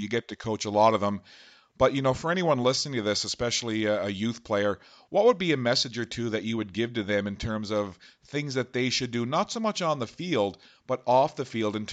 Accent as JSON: {"language": "English", "region": "Newfoundland and Labrador", "country": "Canada", "moved": "yes", "said": "I'm originally from Newfoundland."}